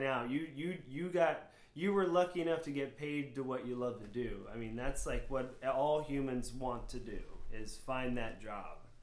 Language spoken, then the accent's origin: English; Florida, United States; born or raised there; also born or lived in New Hampshire